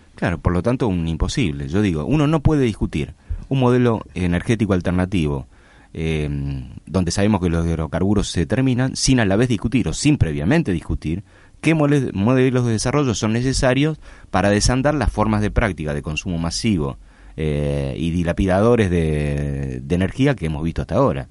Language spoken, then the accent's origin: Spanish; Argentina; Nosotros somos, el, Argentina